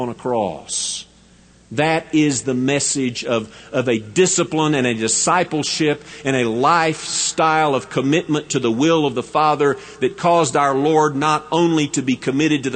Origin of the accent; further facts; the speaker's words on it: West Texas, United States; I am a Texan and a West Texan, I do not think of myself as a Southerner as much as I think of myself as a Westerner